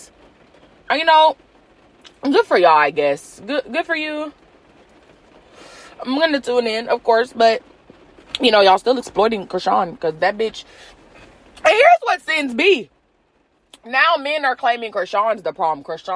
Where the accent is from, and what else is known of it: United States